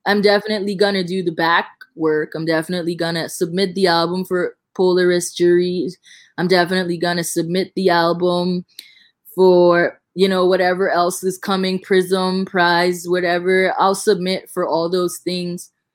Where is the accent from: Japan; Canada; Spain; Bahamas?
Bahamas; accent: thick Bahamian; I can talk in a really, really like thick Bahamian accent